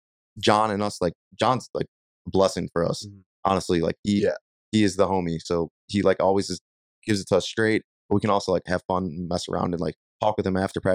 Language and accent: English; Ireland; I mean, I'm Irish. It's in my blood to fight.